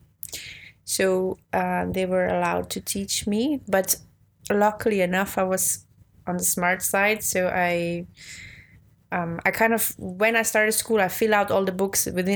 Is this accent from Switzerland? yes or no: yes; Wattwil, St. Gallen, Switzerland; first language Swiss German; English is a second language; moved away as an adult; also born or lived in New York; I'm from a small town called Wattwil, which is in the east of Switzerland, so 1 hour from Zurich.